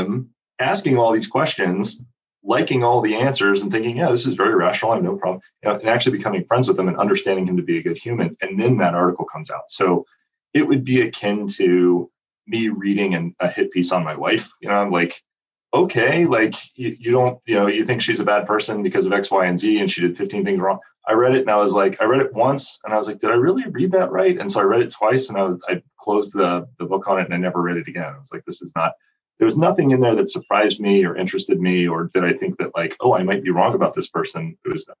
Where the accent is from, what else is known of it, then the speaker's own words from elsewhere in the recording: Cleveland, Ohio, United States; I grew up with Jared in Cleveland